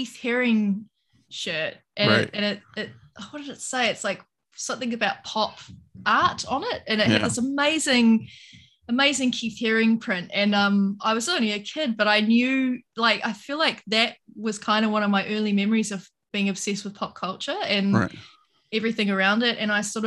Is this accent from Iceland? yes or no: no; New Zealand; moved away; also born or lived in Sydney, Australia; I am a Kiwi from New Zealand, but I was living in Australia at the time